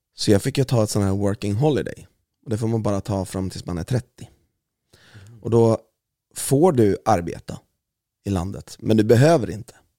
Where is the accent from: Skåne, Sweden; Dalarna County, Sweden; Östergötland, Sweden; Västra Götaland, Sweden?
Östergötland, Sweden; Valdemarsvik; accent: östgötska; jag är född i Östersund, men jag är uppvuxen i Valdemarsvik